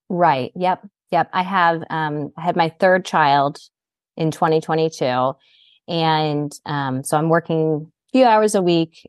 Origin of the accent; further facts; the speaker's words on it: Greenville, South Carolina, United States; I grew up, um, in Greenville, South Carolina.